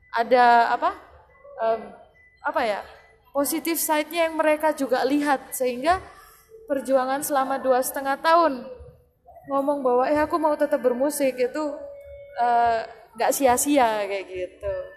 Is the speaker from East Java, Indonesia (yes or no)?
yes; Malang, East Java, Indonesia; kita ini dari Malang nih ya. Yeah dari Jawa Timur